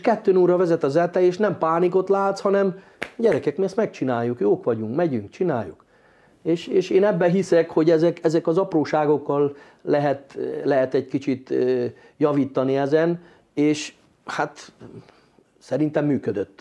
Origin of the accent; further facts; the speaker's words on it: Hungary; mint magyar edző